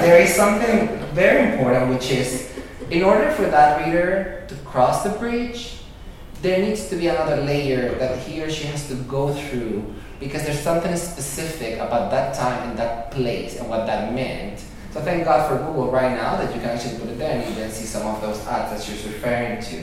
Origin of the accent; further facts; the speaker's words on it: Venezuela; moved away; I was born and raised in Venezuela, '79, and but my parents are from Spain